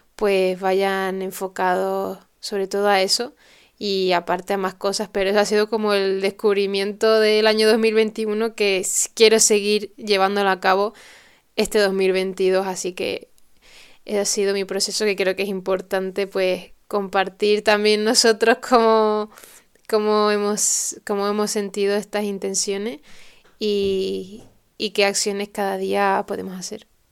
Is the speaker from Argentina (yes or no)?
no; Tenerife, Canary Islands, Spain; aquí en mi tierra, en Canarias, en Tenerife